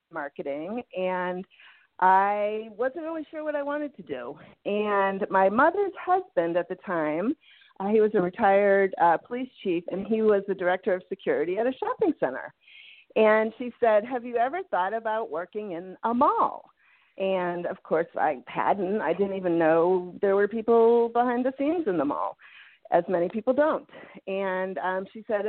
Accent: Medway, Massachusetts, United States; moved away as an adult; also born or lived in Buffalo, New York / Washington, D.C.; grew up in Medway, Massachusetts, a small town

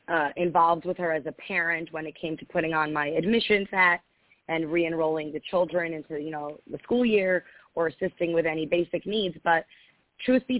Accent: Long Island, New York, United States; I grew up in Long Island, actually, which I'm sure within 5 minutes you will hear from my accent

